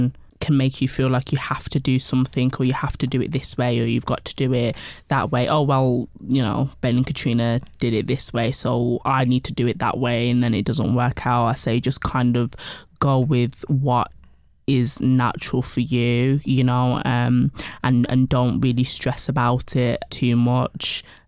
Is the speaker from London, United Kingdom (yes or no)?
no; Birmingham, West Midlands, United Kingdom; So I'm originally from Birmingham. So moving was a big thing for me to a new city